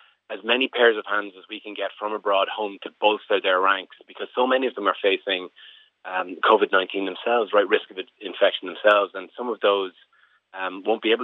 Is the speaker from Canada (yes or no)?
no; Termonfeckin, Leinster, Ireland; I'm from Termonfeckin